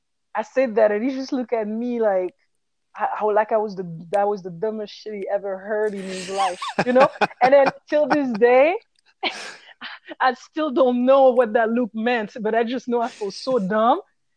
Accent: Haiti; starting with the Haitian, because I'm from Haiti. So the Afro-Haitian dance, you know, the cultural dances from Haiti.

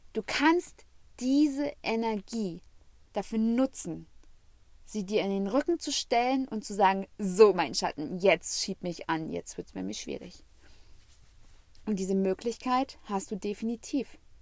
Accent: Germany; weil ich habe als Jugendliche am Rand Berlin gewohnt

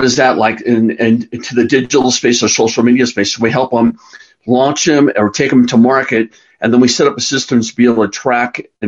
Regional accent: Carlsbad, California, United States; now in Colorado, United States; I grew up in Carlsbad, California, which is on the coast, about 45 minutes north of San Diego on the coast

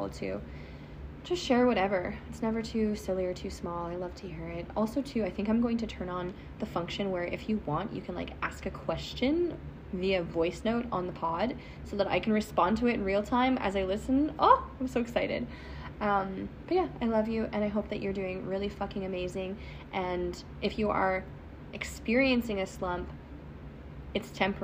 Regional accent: Canada; accent: Canadian; my Canadian accent

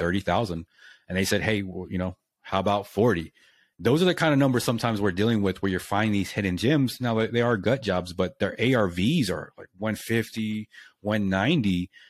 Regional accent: Lubbock, Texas, United States; moved away as an adult; also born or lived in Japan; moved here, and I'm from here.

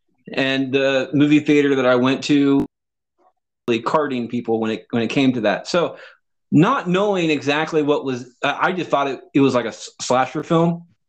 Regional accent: Texas, United States; moved away; hey, I'm originally from Texas

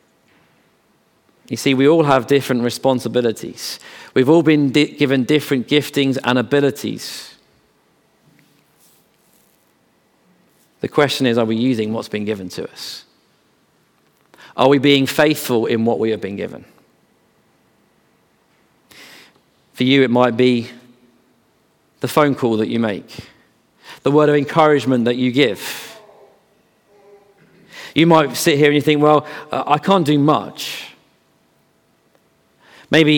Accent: Bedford, East of England, United Kingdom; I grew up in Bedford, so John Bunyan's land.

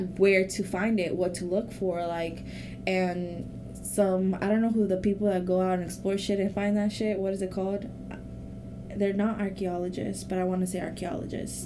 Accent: Mexico; first language Spanish; English is a second language; moved away; I was born in Mexico, so that's my first language

